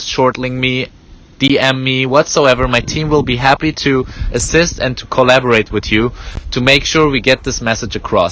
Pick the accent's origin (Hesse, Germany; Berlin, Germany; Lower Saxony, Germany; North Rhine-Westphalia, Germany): Hesse, Germany; Gießen; English is a second language; came back to my hometown in Gießen. I tell you, it's a small city next to Frankfurt